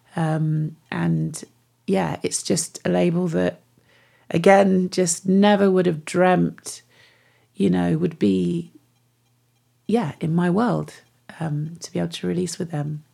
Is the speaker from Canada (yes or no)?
no; Devon, South West England, United Kingdom; moved away; also born or lived in Manchester; So I grew up in Devon, grew up in the West Country